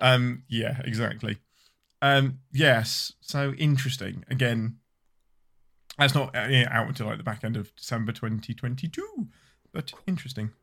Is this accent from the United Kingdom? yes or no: yes; England, United Kingdom; I'm your Englishman